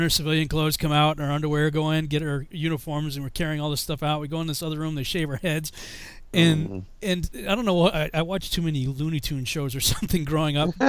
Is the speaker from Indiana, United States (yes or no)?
no; Massachusetts, United States; moved away as an adult; I'm from Massachusetts